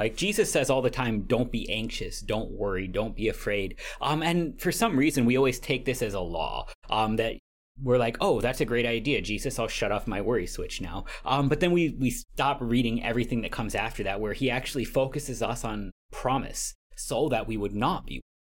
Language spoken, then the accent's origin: English; San Antonio, Texas, United States; from San Antonio, Texas.